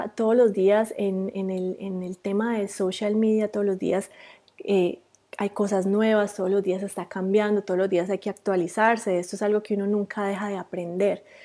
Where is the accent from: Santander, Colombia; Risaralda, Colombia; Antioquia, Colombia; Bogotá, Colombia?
Antioquia, Colombia; Rionegro; moved away as an adult; also born or lived in Medellín, Colombia; now in New Zealand; yo también soy colombiana. Eh, yo soy de Río Negro, Antioquia, que es un pueblo cerquita a Medellín